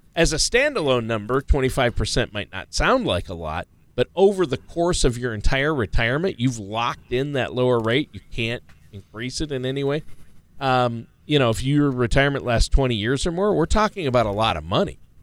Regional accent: Minnesota, United States; I'm from Minnesota

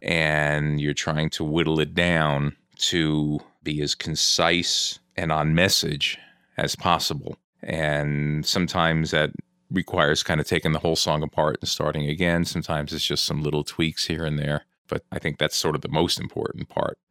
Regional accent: New Jersey, United States; I grew up in New Jersey

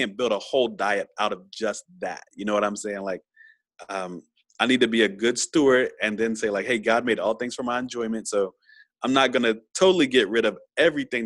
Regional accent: Virginia, United States; since I'm from VA, I'm kind of from the South.

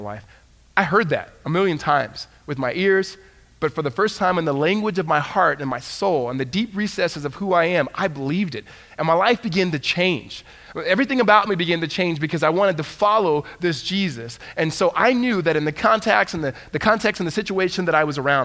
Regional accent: Southern California, United States; I grew up in Southern California

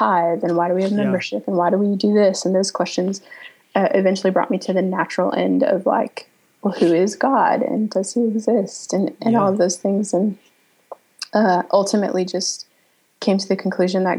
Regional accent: North Wales, Pennsylvania, United States; I was born in North Wales, Pennsylvania, which is right outside Philadelphia

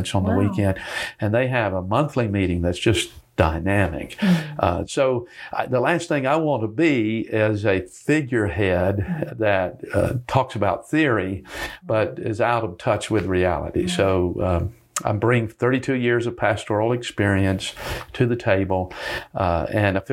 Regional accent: Greenville, North Carolina, United States; also born or lived in Charlotte, North Carolina / London, England; I grew up in Eastern North Carolina

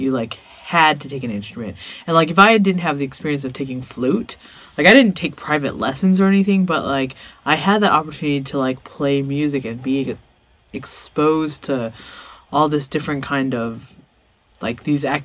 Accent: Arcadia, California, United States; growing up in Arcadia

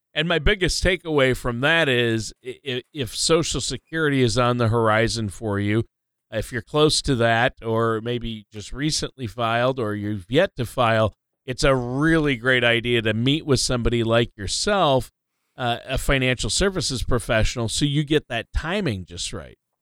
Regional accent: Minnesota, United States; moved away; my home state of Minnesota

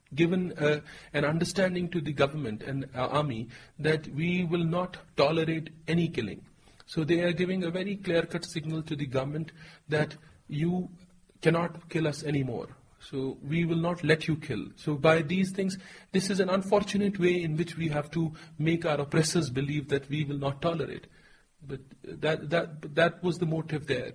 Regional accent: Jammu and Kashmir, India; whenever I'm asked where I'm from, I tell them I'm from Kashmir. I'm a Kashmiri national

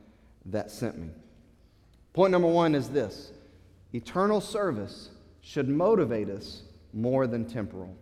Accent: United States; As American Christians

